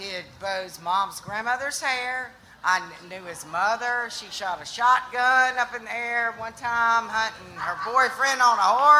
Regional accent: South Georgia, United States; moved away; I'm from the area, but I've been gone 28 years.

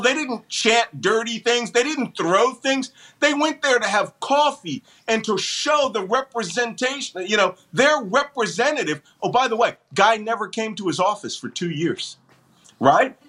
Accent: Philadelphia, Pennsylvania, United States; I am yes, I born and bred Philadelphian, born in the Philadelphia Naval Hospital

